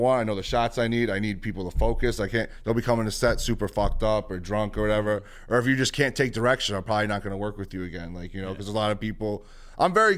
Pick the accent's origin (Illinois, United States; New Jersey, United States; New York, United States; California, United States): New York, United States; New York City; growing up in the Bronx is very much who I am